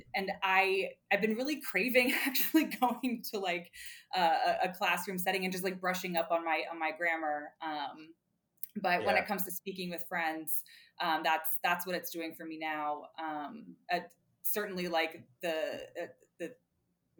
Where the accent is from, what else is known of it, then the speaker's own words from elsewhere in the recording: United States; went to an international business school as an American, I was one of like four Americans